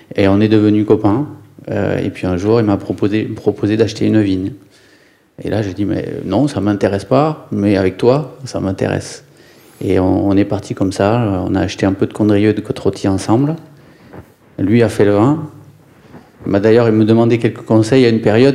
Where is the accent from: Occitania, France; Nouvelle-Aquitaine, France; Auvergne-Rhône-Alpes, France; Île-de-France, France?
Occitania, France; Ariège; moved away; also born or lived in Lyon / Nantes / Bordeaux; je viens de la campagne, je viens de l'Ariège, mes grands-parents étaient paysans